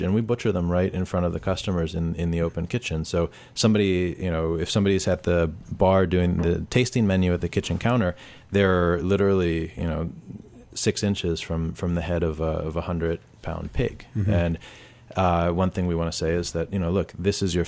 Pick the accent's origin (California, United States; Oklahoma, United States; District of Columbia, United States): District of Columbia, United States; Washington; I'm from D.C. My father's from Haiti. My mom's from Delaware